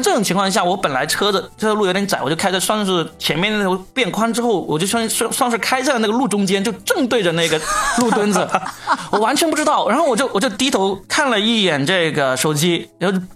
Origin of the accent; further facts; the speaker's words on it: Guangdong, China; 还好我是广东人，我会讲粤语